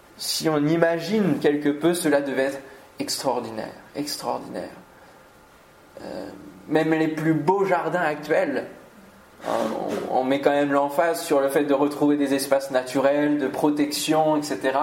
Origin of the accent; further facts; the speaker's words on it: Normandy, France; now in Antony, France; je suis normand quand même d'origine